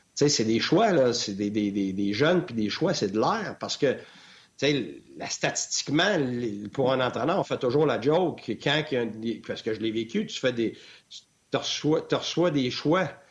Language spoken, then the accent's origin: French; Quebec, Canada; first language French; moved away as an adult; also born or lived in Ontario / Tampa, United States; quand j'en revenais l'été au Québec